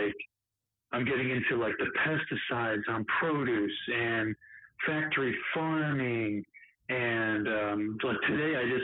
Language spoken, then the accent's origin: English; Cleveland, Ohio, United States; I'm from Cleveland, Ohio, and I drive a tractor trailer